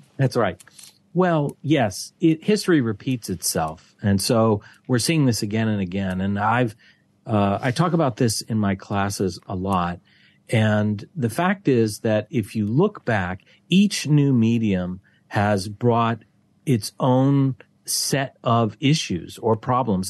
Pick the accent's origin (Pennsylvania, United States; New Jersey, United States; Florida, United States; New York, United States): Pennsylvania, United States; Pittsburgh; moved away as an adult; now in Malaysia; back in my hometown, the Pittsburgh Post Gazette